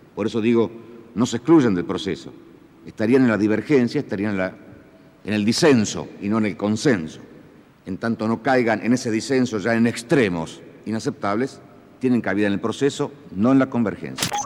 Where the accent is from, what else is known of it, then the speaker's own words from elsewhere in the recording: Argentina; nuestro sentir como argentinos